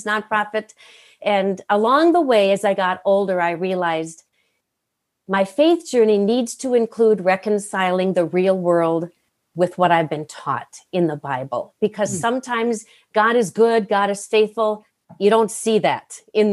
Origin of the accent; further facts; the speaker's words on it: Climax, Minnesota, United States; my home was in a little town in northwestern Minnesota called Climax, Minnesota.